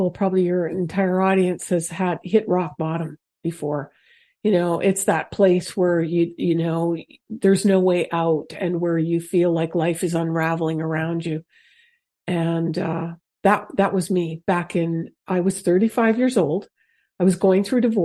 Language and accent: English; Canada; moved away as an adult; I'm from Canada. So I had recently moved here. I'd only been here 3 years.